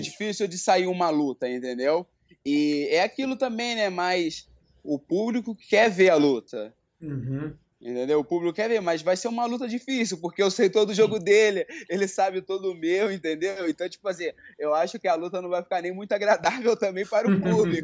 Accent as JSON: {"language": "Portuguese", "region": "Rio de Janeiro", "country": "Brazil", "moved": "yes", "lives_now": "São Paulo, Brazil", "said": "hoje eu moro em São Paulo, né? Mas eu sou do Rio de Janeiro, de Bangu"}